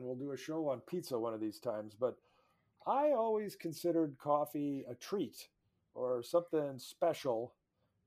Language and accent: English; Duluth, Minnesota, United States; a lifelong Minnesota journalist from Duluth who's traveled the world and knows my home state